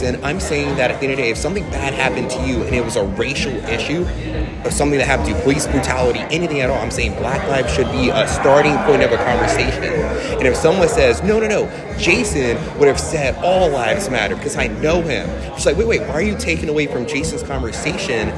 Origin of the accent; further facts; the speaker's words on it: Newark, New Jersey, United States; I identify as an Irish black man who grew up in the city of Newark